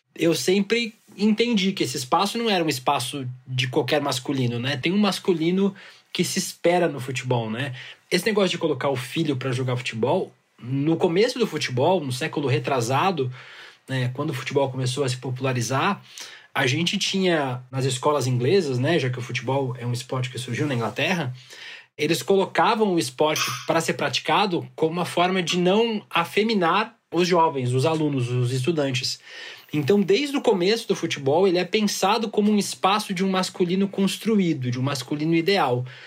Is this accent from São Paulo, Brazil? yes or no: no; Santa Catarina, Brazil; lá em Santa Catarina, que foi onde eu cresci